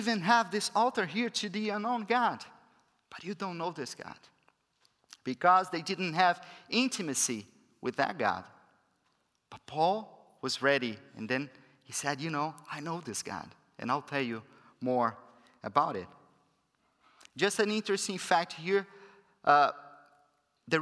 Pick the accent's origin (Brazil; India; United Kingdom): Brazil; first language Portuguese; English is a second language; moved away; I'm from Brazil